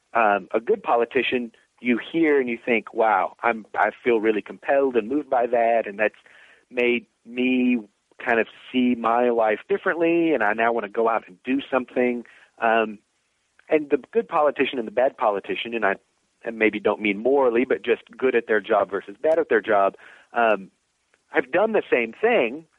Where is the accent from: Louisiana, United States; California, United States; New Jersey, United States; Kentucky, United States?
Kentucky, United States; Danville; born or raised there; moved away as an adult; now in Virginia, United States